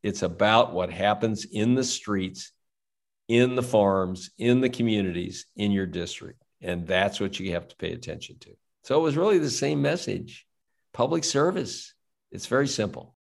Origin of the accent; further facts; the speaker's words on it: St. Louis, Missouri, United States; I grew up in South City, St. Louis